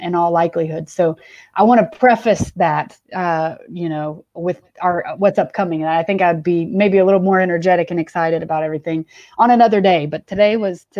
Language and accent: English; Atlanta, Georgia, United States; also born or lived in Charlotte; I actually grew up in the suburbs west of Atlanta and was here through high school